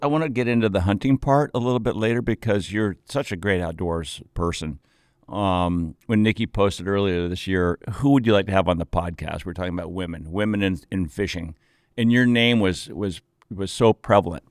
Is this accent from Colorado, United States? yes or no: yes; Aspen, Colorado, United States; Growing up in Aspen